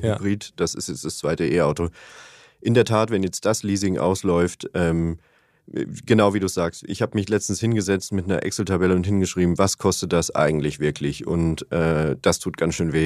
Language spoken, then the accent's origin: German; Upper Bavaria, Germany; now in Hamburg, Germany; in meiner Heimat ähm, in Oberbayern